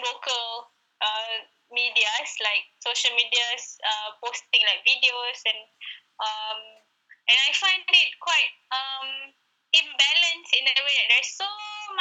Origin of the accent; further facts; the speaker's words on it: Malaysia; as Malaysian